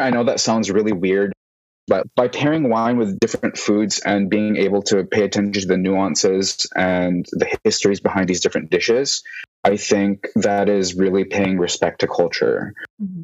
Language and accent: English; Vancouver, British Columbia, Canada; moved away as an adult; now in San Francisco, United States; I was born and raised in Vancouver, and then I moved to San Francisco in 2016.